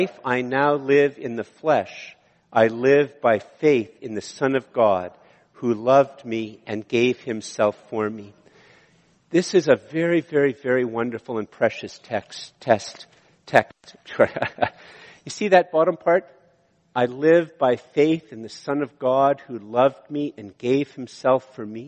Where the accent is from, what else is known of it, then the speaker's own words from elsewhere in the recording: Canada; I'm a Canadian